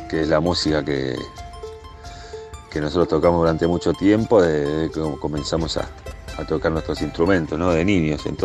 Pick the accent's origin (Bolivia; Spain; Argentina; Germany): Argentina; Buenos Aires; moved away as an adult; also born or lived in Sierras de Córdoba, Argentina; now in Córdoba, Argentina; Nosotros somos de Buenos Aires originalmente